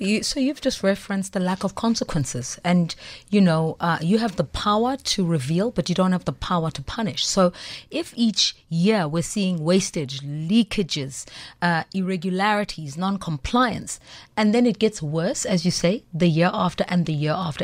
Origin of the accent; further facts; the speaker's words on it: Soweto, Gauteng, South Africa; I'm from Soweto